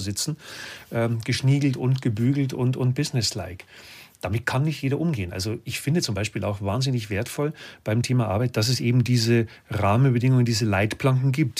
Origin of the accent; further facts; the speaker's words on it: Lower Bavaria, Germany; Ich komme aus Bayern